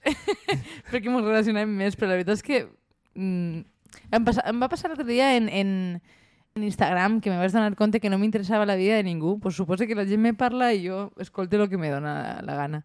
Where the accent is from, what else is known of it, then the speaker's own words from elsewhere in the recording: Valencian Community, Spain; som els valencians. Som un poble unit i de festa